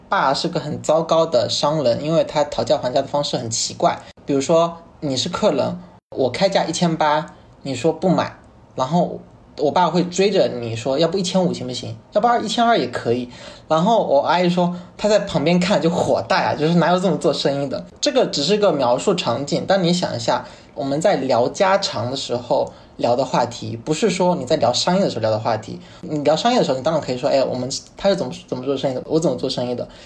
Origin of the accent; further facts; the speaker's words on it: Fujian, China; moved away as an adult; also born or lived in Chengdu; 因为我在我们附件算非常懒散